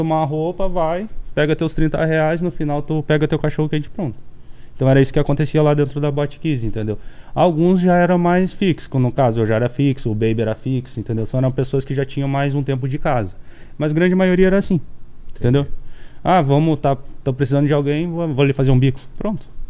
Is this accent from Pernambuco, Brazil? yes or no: no; Santa Maria, Rio Grande do Sul, Brazil; moved away; eu nasci em Santa Maria, então as pessoas que são nativas de lá, a maioria se conhece